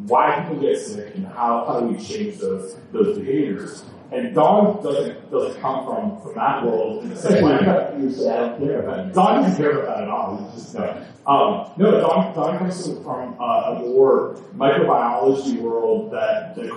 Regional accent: Canada; I'm from Canada.

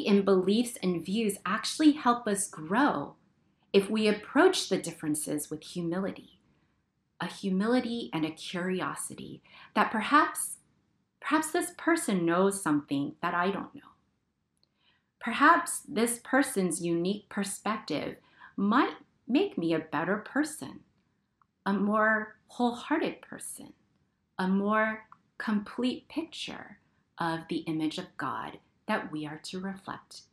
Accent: United States; We belong here. We are citizens of this country. We are American.

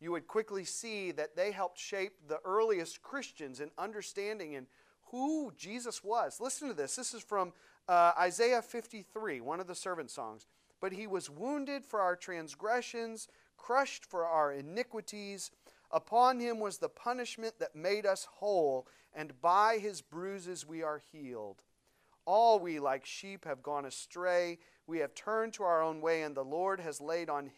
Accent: St. Louis, Missouri, United States; moved away; I grew up in St. Louis, Elena and I, outside of St. Louis

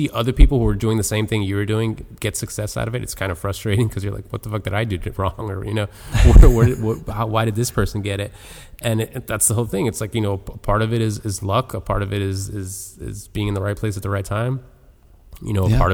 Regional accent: Miami, Florida, United States; Born and raised in Miami

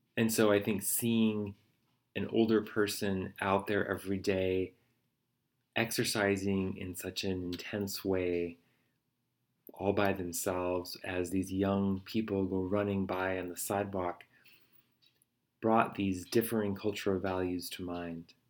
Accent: United States; as an American

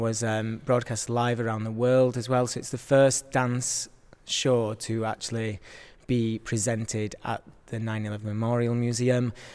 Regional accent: Yorkshire and the Humber, United Kingdom; I am from Yorkshire, so my family were able to come and see the work.

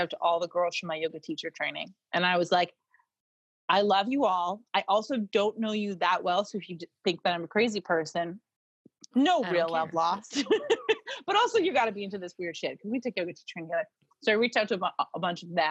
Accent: Maine, United States; moved away; also born or lived in Boston; I'm from Maine

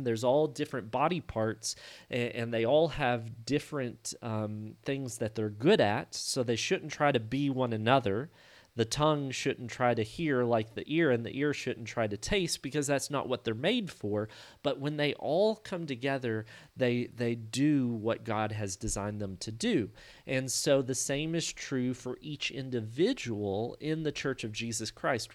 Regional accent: Hardin, Kentucky, United States; I'm from Hardin, Kentucky, which is just north of Murray

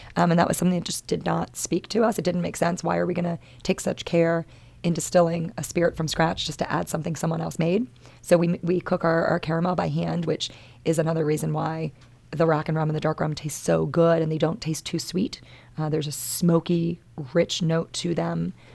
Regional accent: Maryland, United States; moved away as an adult; I'm born and raised in Maryland. This is, this is my home state

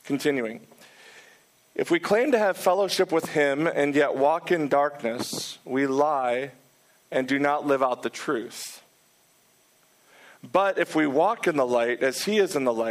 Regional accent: Detroit, Michigan, United States; also born or lived in Manhattan, New York; now in New York City, United States; I'm originally from Detroit, Michigan

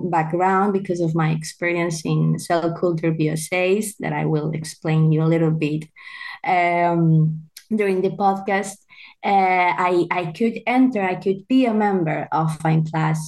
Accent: Valencia, Valencian Community, Spain; also born or lived in Italy / northern Spain; I'm from Valencia in Spain

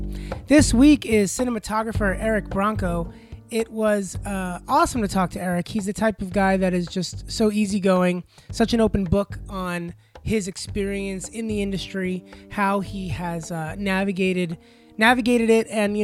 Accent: Long Island, New York, United States; growing up on Long Island

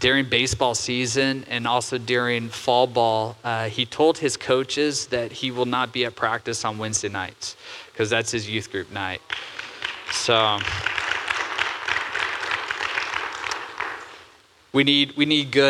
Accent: Santa Cruz, California, United States; now in Oregon, United States; Growing up, I grew up in Santa Cruz, California.

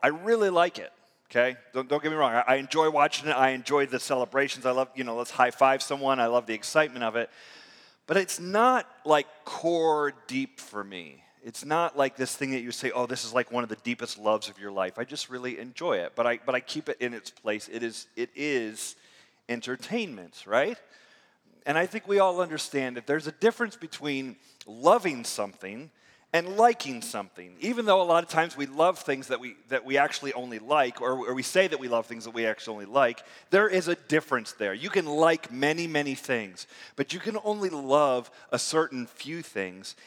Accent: near Tampa, Florida, United States; also born or lived in Michigan; I grew up near near Tampa

